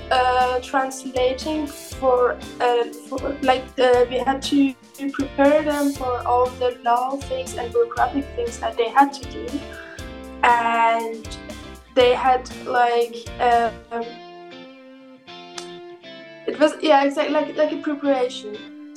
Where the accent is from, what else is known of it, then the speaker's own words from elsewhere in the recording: Iran; now in Berlin, Germany; I am originally Persian, but I'm living in Germany for years.